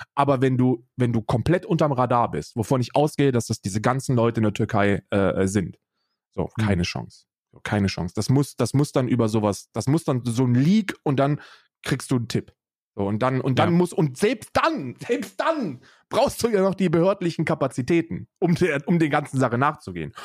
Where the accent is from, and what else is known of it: Germany